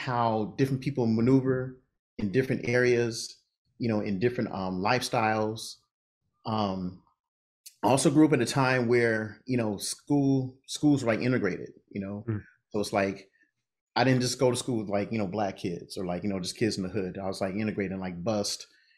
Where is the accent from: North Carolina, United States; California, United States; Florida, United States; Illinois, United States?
California, United States; Los Angeles; I'm native Californian, born and raised